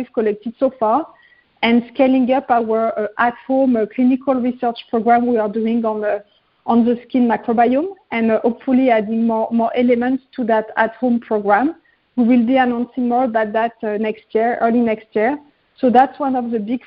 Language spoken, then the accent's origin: English; Paris, Île-de-France, France; moved away as an adult; I was growing up in Paris